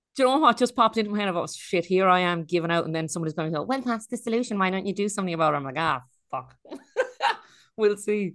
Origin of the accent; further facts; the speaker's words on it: Ireland; moved away; also born or lived in Australia; Ireland is, um, it's not perfect. We have our problems, but it's, uh, it's home.